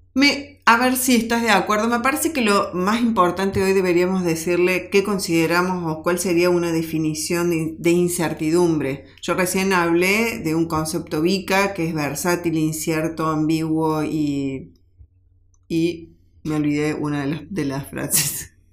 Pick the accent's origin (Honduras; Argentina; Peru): Argentina; en nuestro país, en nuestra Argentina, que cada uno como argentino